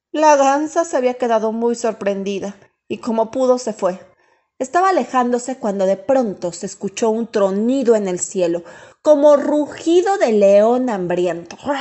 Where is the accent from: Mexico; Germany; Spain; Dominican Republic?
Mexico; Mexico City; Nací en la Ciudad de México